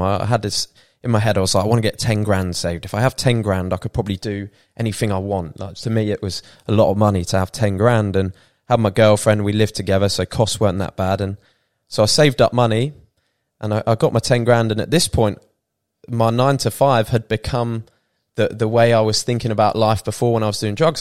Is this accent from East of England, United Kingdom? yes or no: yes; Peterborough, East of England, United Kingdom; moved away as an adult; also born or lived in Bournemouth; now in Thailand; we grew up in Peterborough